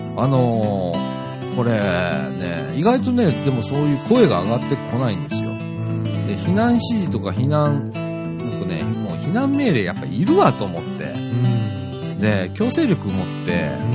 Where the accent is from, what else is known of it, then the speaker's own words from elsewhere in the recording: Shirahama, Wakayama, Japan; moved away; うちの実家もね、岡山県の